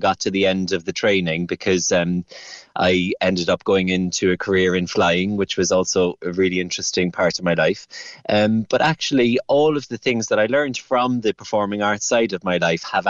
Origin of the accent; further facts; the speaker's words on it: Cork, Munster, Ireland; moved away as an adult; now in United Kingdom; I'm from Toker. I'm a Cork boy, born and bred. And I'm living over here now in the UK for the past 20 years